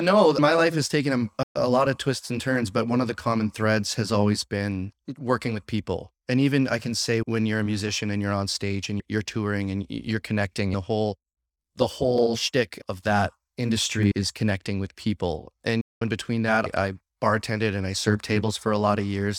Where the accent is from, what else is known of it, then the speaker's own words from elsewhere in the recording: Saskatchewan, Canada; now in Windsor, Canada; I'm born and bred in Saskatchewan